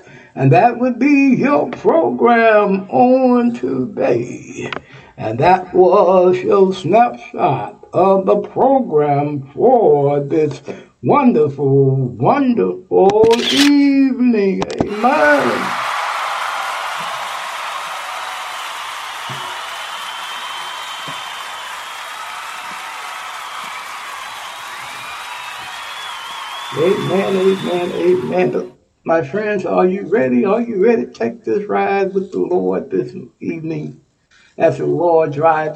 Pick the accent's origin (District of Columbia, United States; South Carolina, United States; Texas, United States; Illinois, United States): Texas, United States; Texas is my home state